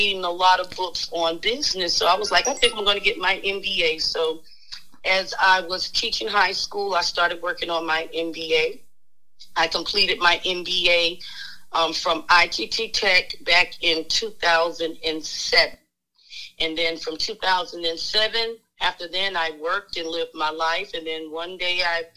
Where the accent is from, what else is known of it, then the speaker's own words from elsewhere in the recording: Florida, United States; also born or lived in Shreveport, Louisiana; I was born and raised in Florida.